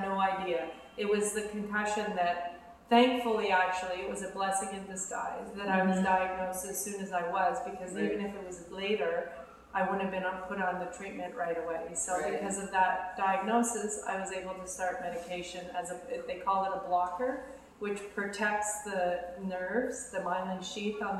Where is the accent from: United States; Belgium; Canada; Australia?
Canada; Ottawa, Ontario; I grew up in Ottawa, and I grew up in a very athletic family.